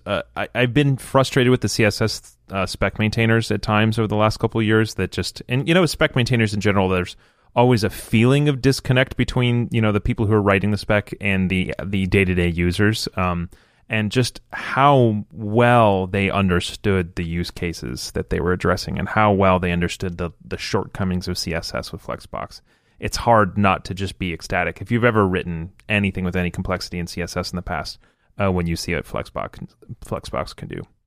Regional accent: Michigan, United States; now in Florida, United States; I live in a place where there's almost no seasons and I grew up in Michigan

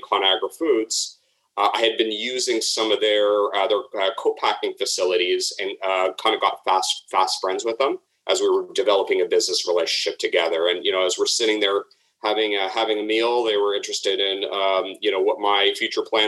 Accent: Toronto, Ontario, Canada; moved away; also born or lived in Chicago; Well, I'm originally from Toronto. I'm kind of half Toronto, half Chicago, but stuck here in Toronto

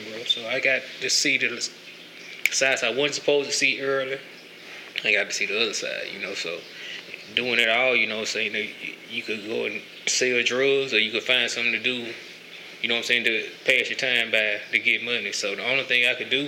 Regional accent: Canton, Mississippi, United States; also born or lived in Jackson, Mississippi; I grew up in Farm Haven, Mississippi. You know, it's country part of Canton

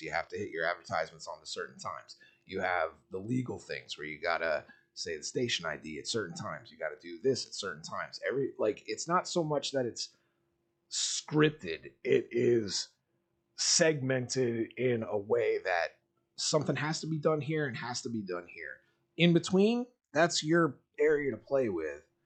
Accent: Miami, Florida, United States; I grew up in South Florida, and dirty ass like Miami

